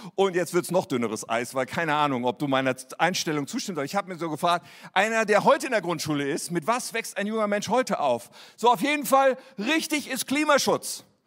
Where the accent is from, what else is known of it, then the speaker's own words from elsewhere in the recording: Germany; wir damals hatten als Deutsche